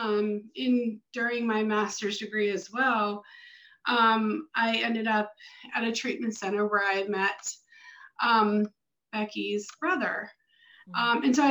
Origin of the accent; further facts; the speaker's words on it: Baltimore, Maryland, United States; moved away as an adult; now in Florida, United States; So originally I'm from Maryland, from the Baltimore, Northern Baltimore area